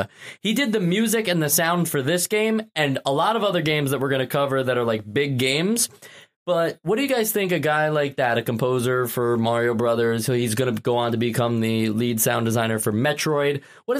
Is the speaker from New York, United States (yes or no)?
yes; New York City, New York, United States; We're all from New York City.